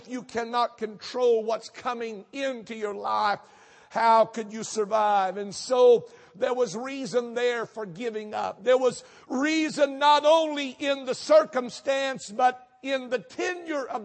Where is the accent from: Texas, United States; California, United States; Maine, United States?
Texas, United States; North; now in Houston, United States; I was raised in North Texas